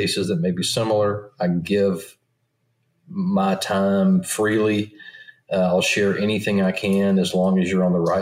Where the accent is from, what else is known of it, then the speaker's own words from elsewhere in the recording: Southeast Tennessee, United States; I grew up in Southeast Tennessee